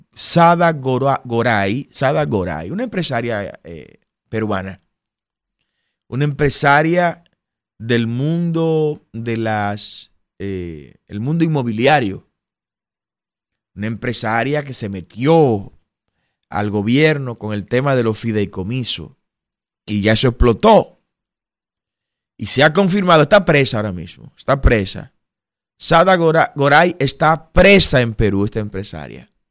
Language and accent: Spanish; Dominican Republic; somos los dominicanos